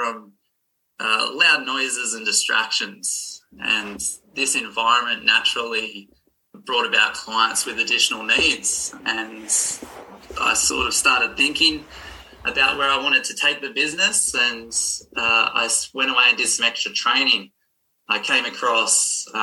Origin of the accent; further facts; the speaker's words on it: Maitland, New South Wales, Australia; I've lived around Maitland my whole life. I was born here.